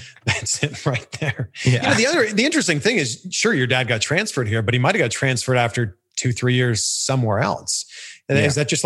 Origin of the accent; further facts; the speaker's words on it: Pickering, Ontario, Canada; I grew up just outside of Toronto. I grew up in a city called Pickering, Ontario.